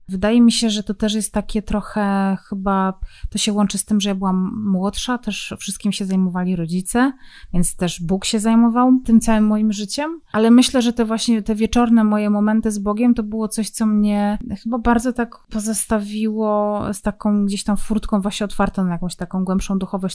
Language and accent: Polish; Zabrze, Silesian Voivodeship, Poland; ja pochodzę z Zabrza